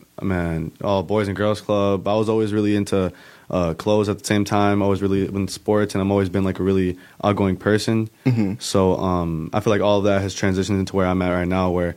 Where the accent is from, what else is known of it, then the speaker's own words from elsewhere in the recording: Kenosha, Wisconsin, United States; born and raised in Kenosha